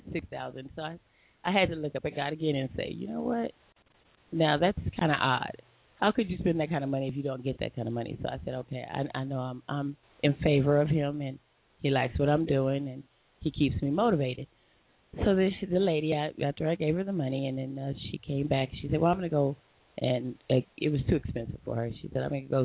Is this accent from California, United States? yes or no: yes; Long Beach, California, United States; I'm not from L.A. I'm from Long Beach